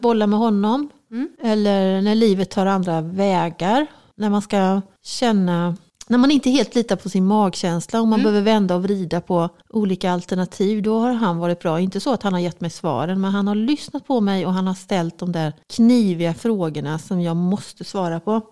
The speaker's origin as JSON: {"language": "Swedish", "region": "Halland County", "country": "Sweden", "also_born_or_lived": "Örebro, Sweden / Axvall, Sweden / Morup, Sweden", "moved": "yes", "said": "jag är ju från Halland"}